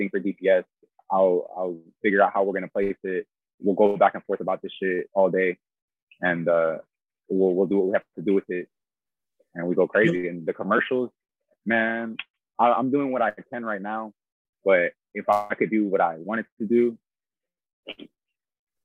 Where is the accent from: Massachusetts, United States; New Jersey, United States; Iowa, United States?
Massachusetts, United States; Haverhill; moved away; also born or lived in Florida; I was born in Haverhill, Massachusetts